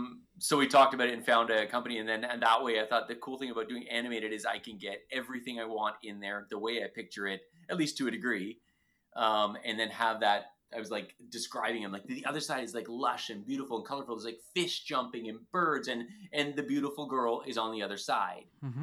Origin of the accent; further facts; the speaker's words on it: Ontario, Canada; But you're from Ontario. I'm from Ontario. We get it. Eh?